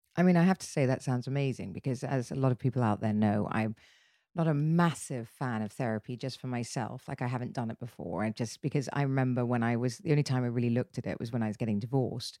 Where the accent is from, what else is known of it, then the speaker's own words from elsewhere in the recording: United Kingdom; I'm very British